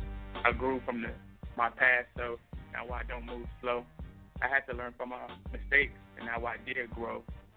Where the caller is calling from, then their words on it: Las Vegas, Nevada, United States; I'm calling from Las Vegas, Nevada, Northtown rapper.